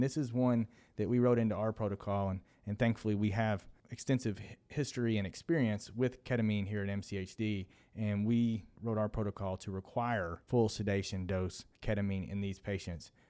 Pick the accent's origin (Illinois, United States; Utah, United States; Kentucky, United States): Kentucky, United States; Williamsburg; moved away; I am from Williamsburg, Kentucky.